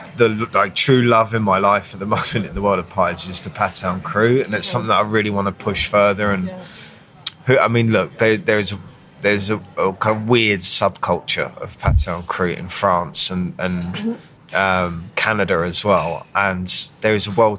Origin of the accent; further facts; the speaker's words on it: United Kingdom; I'm British